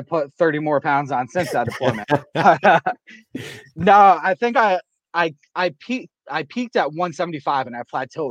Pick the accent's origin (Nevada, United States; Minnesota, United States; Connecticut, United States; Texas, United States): Connecticut, United States; accent: southeastern Connecticut; You know how southeastern Connecticut is. We got weird accents. We pick up Long Island, Rhode Island, Boston, New York.